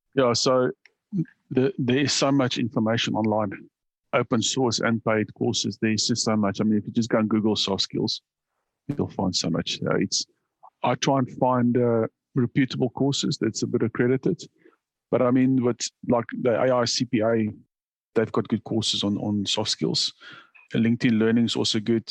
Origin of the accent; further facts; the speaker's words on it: South Africa; moved away as an adult; now in Australia; when I immigrated to Australia, I'm originally from South Africa